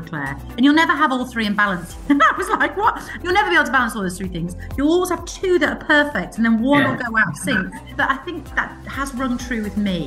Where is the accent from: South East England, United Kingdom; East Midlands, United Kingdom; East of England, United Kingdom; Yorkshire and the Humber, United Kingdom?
Yorkshire and the Humber, United Kingdom; accent: northern; I am a northerner, Jeanette. You probably can tell a little bit with my accent. So I grew up in the north. I come from Yorkshire.